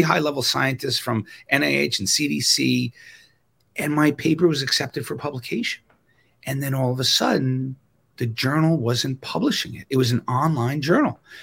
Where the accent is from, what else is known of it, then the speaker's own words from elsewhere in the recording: New York, United States; moved away; also born or lived in Wisconsin; I'm from New York